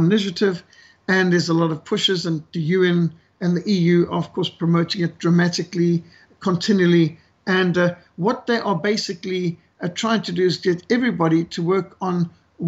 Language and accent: English; South Africa; my home country of South Africa